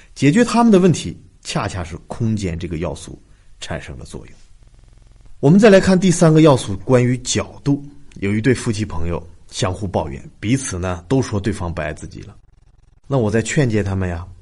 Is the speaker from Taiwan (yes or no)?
no; China; 我们中国人